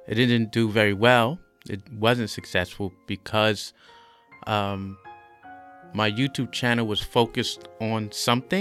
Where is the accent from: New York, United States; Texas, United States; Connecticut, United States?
New York, United States; New York City; moved away as an adult; also born or lived in White Plains, Westchester; now in Shanghai, China; I'm a native of New York City. So I was born and raised. I was born in Harlem, raised in the Bronx, White Plains, like in Westchester